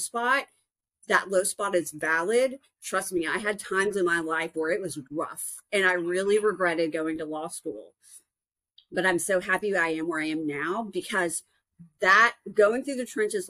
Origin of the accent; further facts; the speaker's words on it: Dallas-Fort Worth area, Texas, United States; moved away as an adult; also born or lived in New Orleans / Arkansas; I'm originally from the Dallas-Fort Worth area